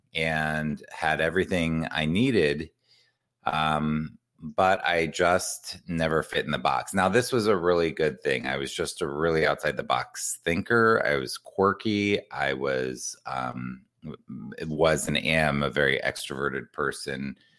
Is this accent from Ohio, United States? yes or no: yes; Columbus, Ohio, United States; I grew up in Columbus, Ohio